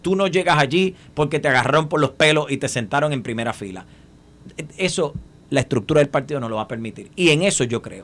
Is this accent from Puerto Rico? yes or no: yes; Puerto Rico; nosotros como puertorriqueños